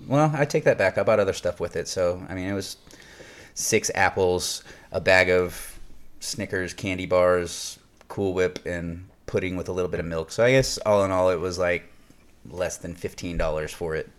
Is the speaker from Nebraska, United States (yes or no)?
yes; Nebraska, United States; I coincidentally grew up next to Iowa in Nebraska